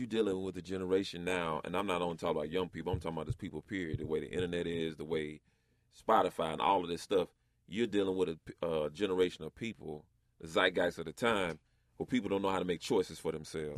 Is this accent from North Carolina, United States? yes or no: yes; North Carolina, United States; I grew up in West Side, North Carolina